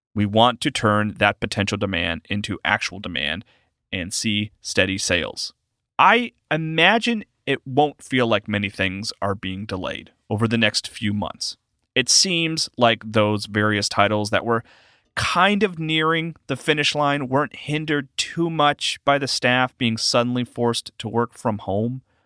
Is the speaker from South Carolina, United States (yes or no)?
yes; South Carolina, United States; I'm from South Carolina